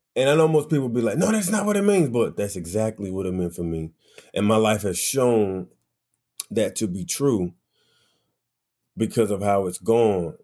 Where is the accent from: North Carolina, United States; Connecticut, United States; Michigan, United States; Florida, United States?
North Carolina, United States; Wilson; now in New York, United States; I definitely grew up um, in Wilson, North Carolina